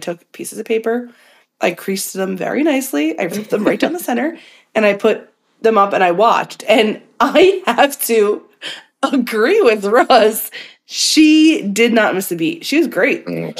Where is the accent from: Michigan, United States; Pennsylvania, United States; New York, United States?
Pennsylvania, United States; Philadelphia; I am from Philadelphia, Pennsylvania.